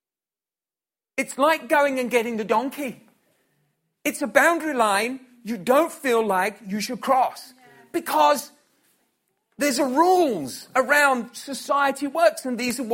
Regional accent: United Kingdom; So that's the natural rules for which our society is raised and I was raised

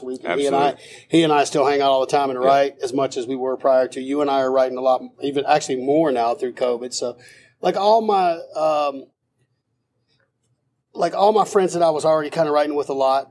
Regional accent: Greensboro, North Carolina, United States; moved away as an adult; now in Nashville, United States; I'm from North Carolina, Greensboro, North Carolina

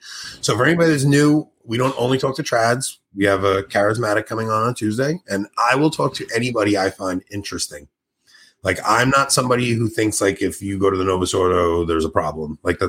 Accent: Canada; I'm Canadian, and no joke, we have a maple syrup mafia.

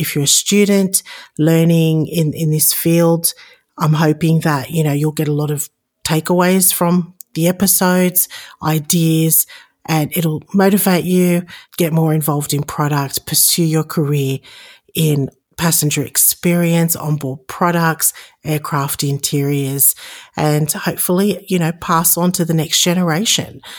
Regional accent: Sydney, New South Wales, Australia; moved away as an adult; also born or lived in Chicago, United States; now in Las Vegas, United States; Born and raised in Sydney, Australia, now living in Las Vegas, Nevada, and, uh, immigrated to the United States about fourteen years ago.

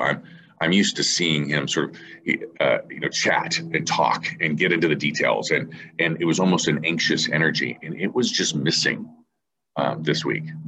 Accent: San Diego, California, United States; I'm from San Diego

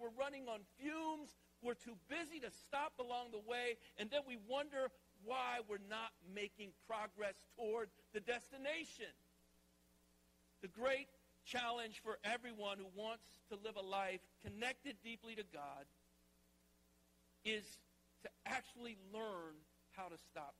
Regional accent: the South, United States; moved away as an adult; now in Philadelphia, United States; I grew up in the South

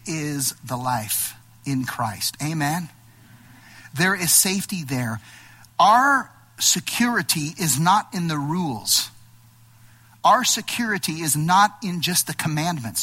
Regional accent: Los Angeles, California, United States; I'm from Los Angeles, right? I'm an LA boy

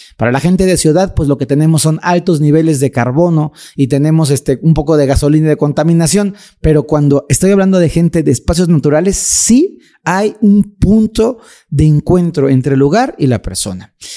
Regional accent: Mexico; en mi país, en México lindo

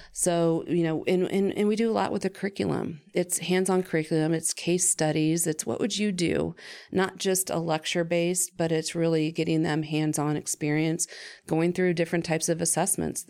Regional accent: Findlay, Ohio, United States; I was from Finley, so we had it in, um, it's called Hancock Youth Leadership

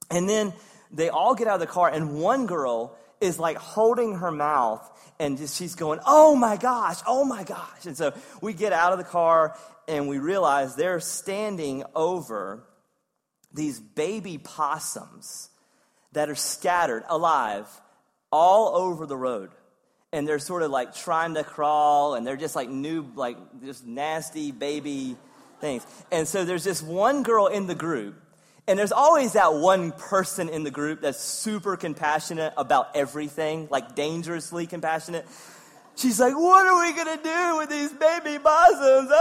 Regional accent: Eastern North Carolina, United States; also born or lived in Wake Forest, North Carolina; growing up in Eastern North Carolina

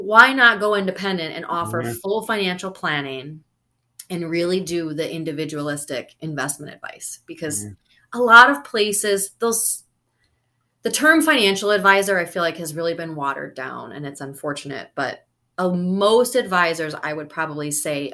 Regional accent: Wisconsin, United States; moved away; also born or lived in Florida; I'm originally from Wisconsin

